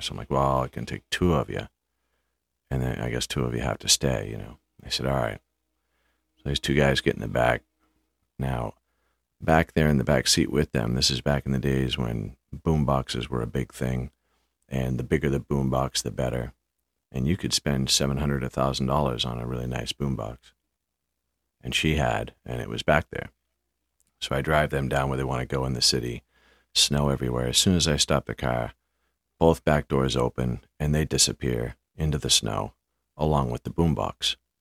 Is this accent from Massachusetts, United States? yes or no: yes; half hour from Boston, Massachusetts, United States; It's a half hour ride from Boston to my hometown